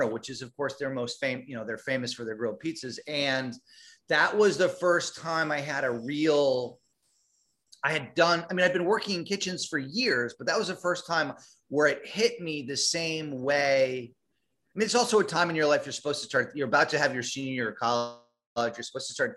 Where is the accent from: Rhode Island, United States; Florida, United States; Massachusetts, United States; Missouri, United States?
Rhode Island, United States; moved away; also born or lived in New York City; we're from Rhode Island.